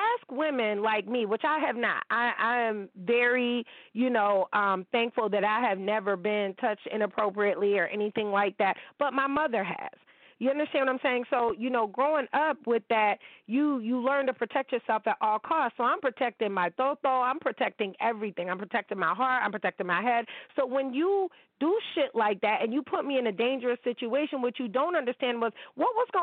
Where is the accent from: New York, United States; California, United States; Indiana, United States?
New York, United States; Niagara Falls; I'm from Niagara Falls. I'm from the 716